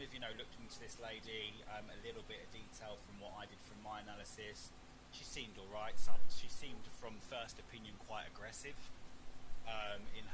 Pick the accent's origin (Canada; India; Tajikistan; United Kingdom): United Kingdom; I'm a British journalist in the UK